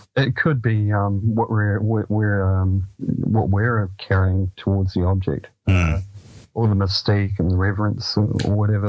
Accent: Dunedin, Otago, New Zealand; the house I grew up on in Saddle Hill in Dunedin.

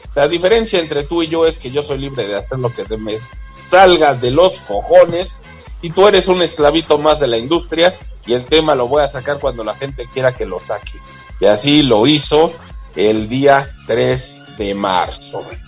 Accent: Mexico; como buenos mexicanos

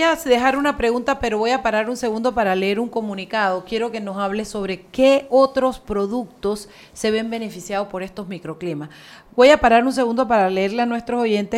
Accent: Boquete, Chiriquí, Panama; Boquete es, una joya, no es porque sea mi pueblo

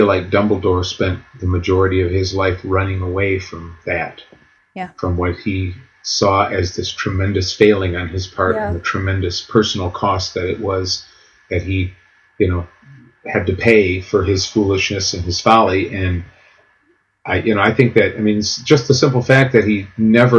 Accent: United States; as an American

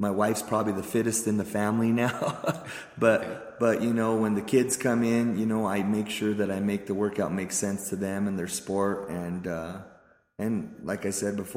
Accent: Pueblo, Colorado, United States; I was born in Pueblo's East Side, okay, which is a rough part of town for those of you that don't know. I was poor, grew up poor, went to East High School

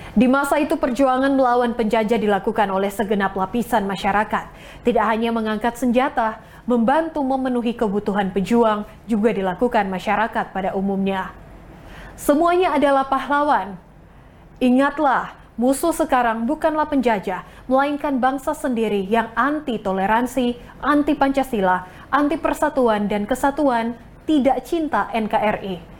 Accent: Indonesia; etnis Tionghoa juga adalah warga negara Indonesia

